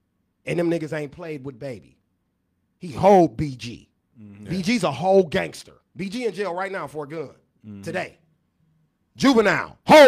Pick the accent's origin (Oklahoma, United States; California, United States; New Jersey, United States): California, United States; Oakland; moved away; I'm from Oakland, California, so Silicon Valley is probably 20 minutes from our neighborhood.